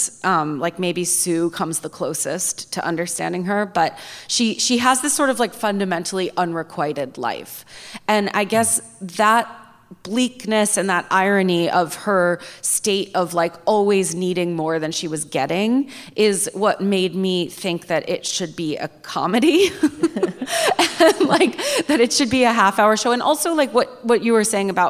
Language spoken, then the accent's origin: English; Hudson Valley, New York, United States; I was growing up in the Hudson Valley